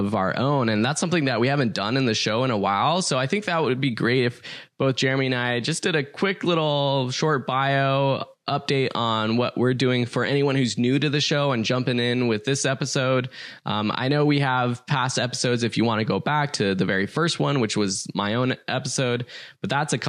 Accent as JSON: {"language": "English", "town": "Los Angeles", "region": "California", "country": "United States", "said": "I am from Los Angeles"}